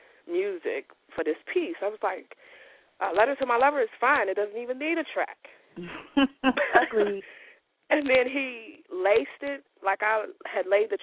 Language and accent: English; Cincinnati, Ohio, United States; I'm from Cincinnati